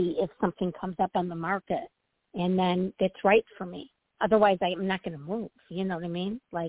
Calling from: Illinois, United States; Hi, Toni. … from Illinois. Happy New Year.

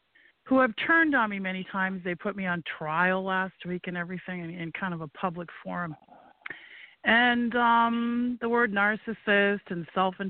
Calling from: Maine, United States; I live in Maine

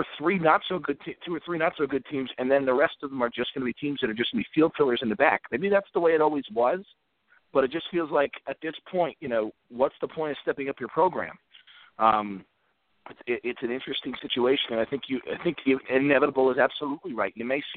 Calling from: Virginia, United States; This is … in Virginia.

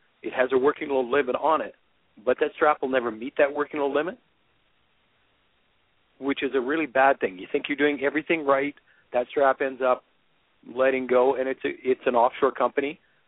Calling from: Calgary, Alberta, Canada; I'm actually in Calgary, Alberta right now.

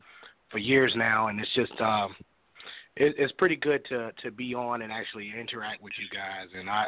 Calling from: Chicago, Illinois, United States; This is …. … from Chicago.

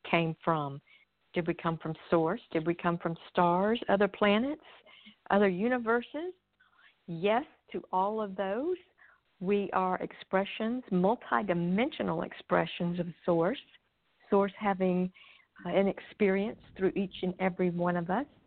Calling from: Nashville, Tennessee, United States; I'm I'm near Nashville, Tennessee.

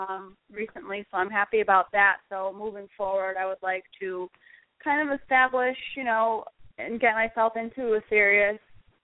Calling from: Connecticut, United States; I'm calling from Connecticut.

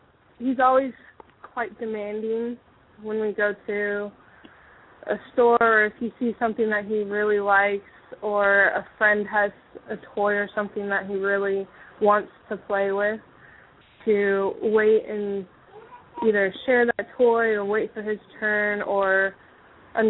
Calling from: Kentucky, United States; Hi, I'm … from Kentucky.

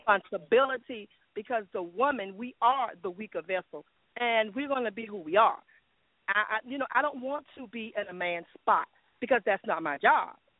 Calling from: Jacksonville, United States; calling from Jacksonville

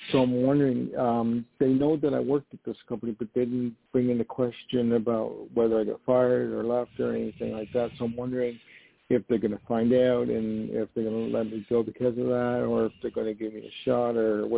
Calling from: New York, United States; Hi, this is … calling from New York.

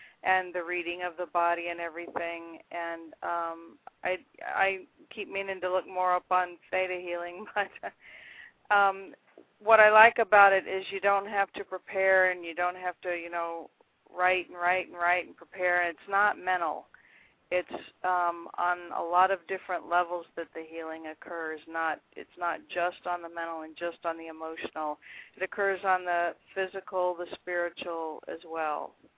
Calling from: Florida, United States; South Florida, U.S.

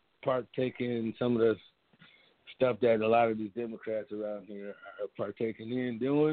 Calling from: Michigan, United States; I'm calling from Michigan.

